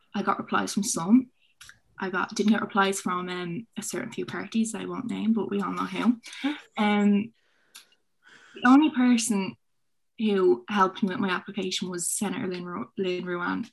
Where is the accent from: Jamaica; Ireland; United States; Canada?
Ireland; Dublin, Leinster; I'm from Finglas, so it's a disadvantaged area